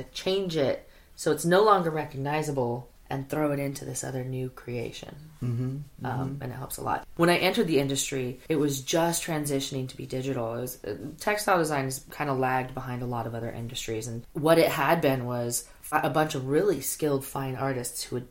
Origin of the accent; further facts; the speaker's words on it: Mendocino, California, United States; also born or lived in Santa Cruz / Los Angeles / Petaluma; I'm from Mendocino. I don't know. You know, like, the closest mall was 2 hours away